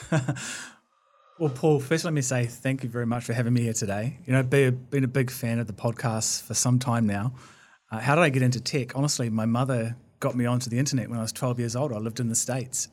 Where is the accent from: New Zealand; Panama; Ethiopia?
New Zealand; Blenheim, Marlborough; I was born in Blenheim in the South Island